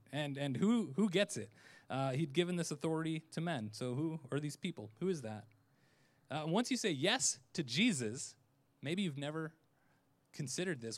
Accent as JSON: {"language": "English", "town": "Orlando", "region": "Florida", "country": "United States", "said": "I'm from Orlando"}